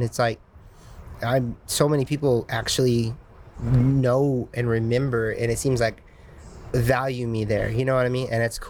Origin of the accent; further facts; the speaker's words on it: Indiana, United States; now in California, United States; I've been telling people that since before I moved from Indiana to California.